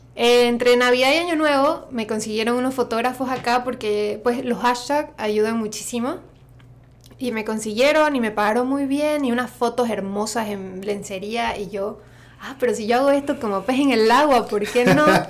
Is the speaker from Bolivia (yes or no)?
yes; Santa Cruz de la Sierra, Santa Cruz, Bolivia; accent: Santa Cruz; partly Argentine; moved away as an adult; now in San Francisco Bay Area, United States; El acento de Santa Cruz, yo soy de Santa Cruz de la Sierra, porque igual en Bolivia tenemos muchos acentos y maneras de hablar.